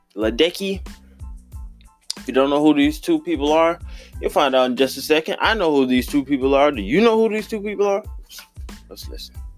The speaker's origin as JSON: {"language": "English", "region": "Midwest", "country": "United States", "accent": "country", "said": "I am from the Midwest"}